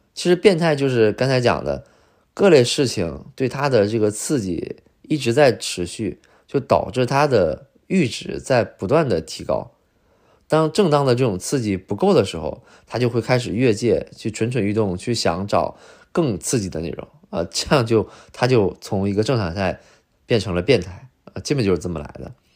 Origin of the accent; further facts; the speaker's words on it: China; now in Beijing, China; 我是来自五线城市